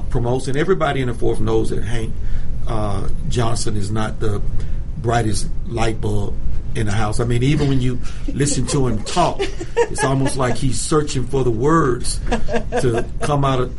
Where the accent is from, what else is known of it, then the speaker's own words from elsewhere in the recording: Venezuela; here is a minority and a female mm-hmm. who can tell you something about socialism mm-hmm. because I hail from Venezuela.